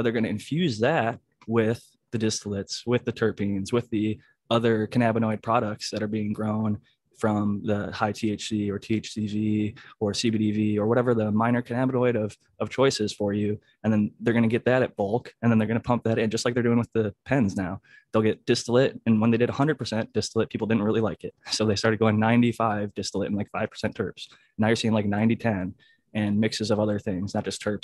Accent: Midwest, United States; now in California, United States; I grew up in the Midwest

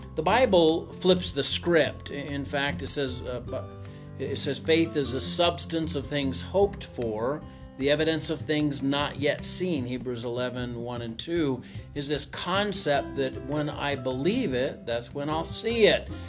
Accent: Missouri, United States; I'm from Missouri

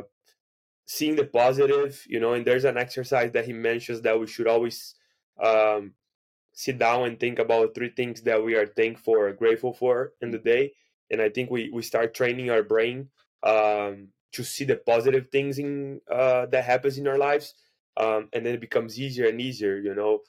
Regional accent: Brazil; first language Portuguese; English is a second language; now in United States; I'm from Brazil, I speak Portuguese

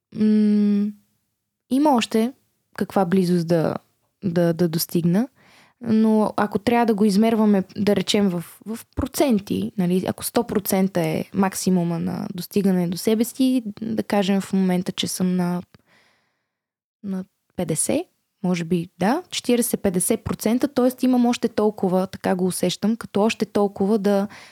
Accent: Bulgaria; Аз съм горда българка, щастлива съм, че съм от България

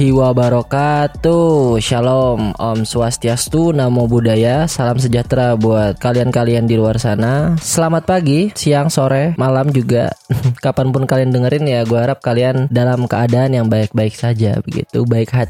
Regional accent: Banjarbaru, South Kalimantan, Indonesia; now in Bandung, Indonesia; gue bukan orang Bandung asli. gue orang Banjarmasin, lebih tepatnya di Banjarbaru sebenarnya, provinsi Kalimantan Selatan. Gue berarti orang Banjar, suku gue suku Banjar.

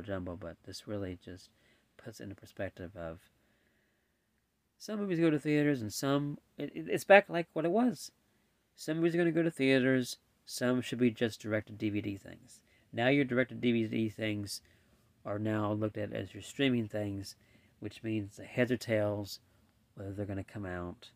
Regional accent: United States; I'm speaking as American, living in America

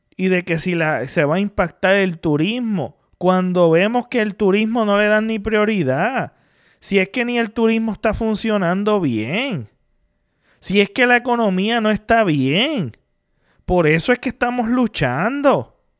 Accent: Puerto Rico; como puertorriqueño

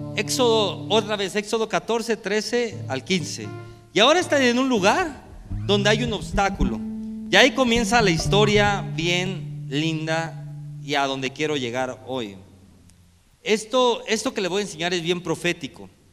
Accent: Mexico; Como mexicanos

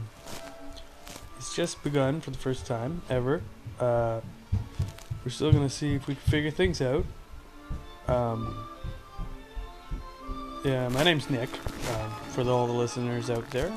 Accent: Ontario, Canada; I come from Ontario

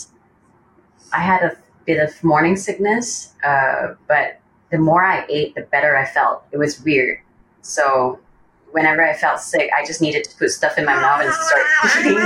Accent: Malaysia; moved away as an adult; now in Kanagawa, Japan; I'm born and raised in Malaysia. Currently, I'm living in Japan with my husband, who's Japanese.

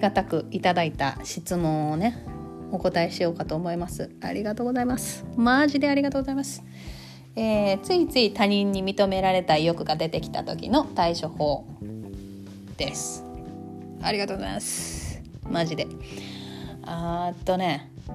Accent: Kansai, Japan; accent: Kansai-ben

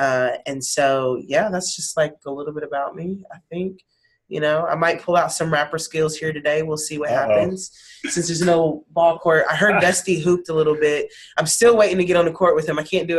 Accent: North Carolina, United States; moved away as an adult; now in Tulsa, United States; And I am originally from North Carolina, you know, Tar Heel State, where we hoop.

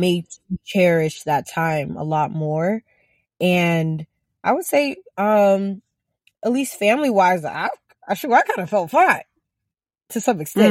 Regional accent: Ghana; growing up in Ghana

